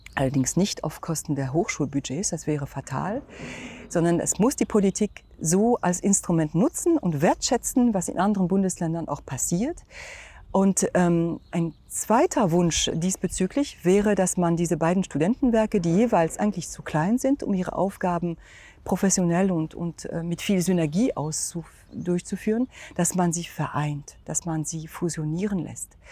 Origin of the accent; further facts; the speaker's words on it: France; German is a second language; also born or lived in Germany; now in Magdeburg, Germany; Ich bin ähm, also gebürtige Französin